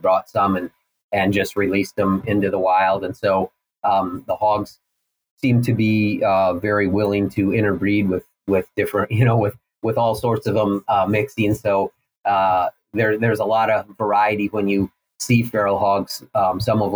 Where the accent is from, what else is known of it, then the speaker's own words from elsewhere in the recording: Minnesota, United States; moved away as an adult; also born or lived in El Paso, Texas / Washington / Idaho; now in Missouri, United States; I grew up in Minnesota